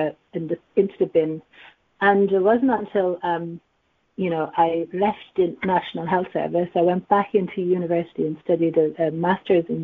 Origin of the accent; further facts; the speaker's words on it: Dublin, Leinster, Ireland; accent: Irish; also born or lived in Asia; now in London, United Kingdom; I'm from Dublin, and I've been here in the UK since 2009. And prior to living in the UK, I did live in Asia for 10 years